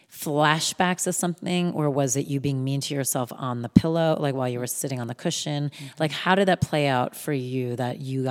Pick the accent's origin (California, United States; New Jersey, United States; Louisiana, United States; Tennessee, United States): New Jersey, United States; I'm from New Jersey